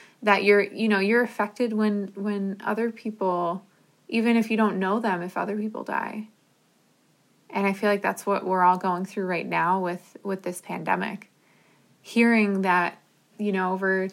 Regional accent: New Jersey, United States; I grew up in New Jersey, and so New York City was like a 20-30 minute drive from where I grew up

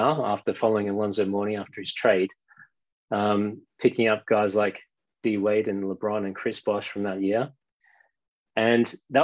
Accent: Melbourne, Victoria, Australia; moved away as an adult; now in London, United Kingdom; as you might be able to tell from the accent, I'm from Melbourne, Australia. So back in those days, when I was in primary school, we used to collect quite a lot of Australian rules football cards

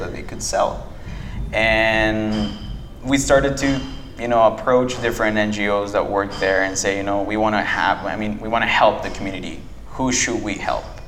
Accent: Guatemala City, Guatemala Department, Guatemala; English is a second language; I was born and raised in Guatemala City.

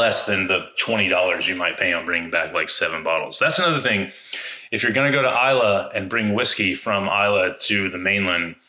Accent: Atlanta, Georgia, United States; I'm from Atlanta

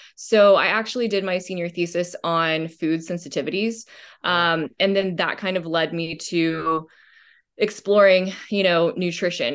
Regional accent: Austin, Texas, United States; also born or lived in Dallas, Texas; I grew up in Dallas, Texas, um, went to, uh, private school there for, until about second grade when we moved to Austin, Texas

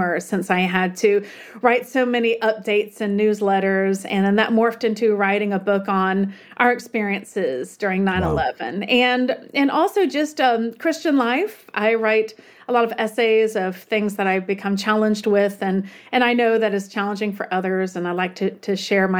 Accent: Tallahassee, Florida, United States; moved away as an adult; also born or lived in New York City; I'm from Tallahassee, Florida, originally. That's my hometown.

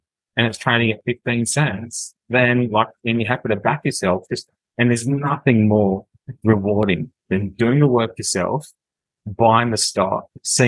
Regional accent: Western Australia, Australia; I'm from Calgary, I'm West Australian

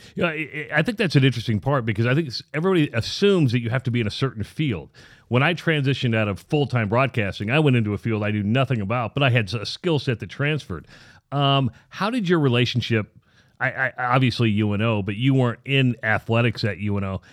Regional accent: Iowa, United States; now in Omaha, United States; I grew up in Iowa

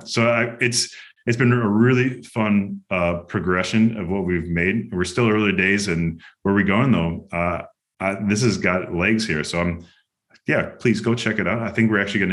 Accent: Chicago, Illinois, United States; moved away as an adult; also born or lived in Girona, Spain; now in Greenville, United States; That's where I grew up

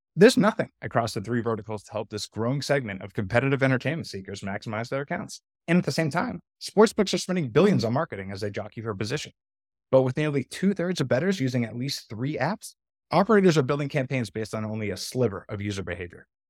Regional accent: outside of Boston, Massachusetts, United States; moved away as an adult; also born or lived in North Carolina; I grew up outside of Boston

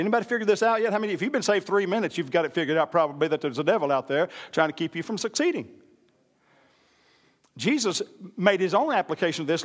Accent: Oklahoma, United States; I'm part American Indian, born and raised in Oklahoma

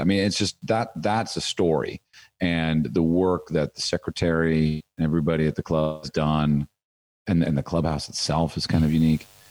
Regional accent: United States; as an American golfer

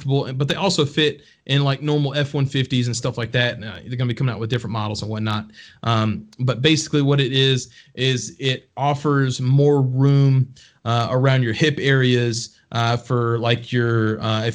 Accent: Texas, United States; moved away; I'm proudly from Texas originally. That's where all my family's from.

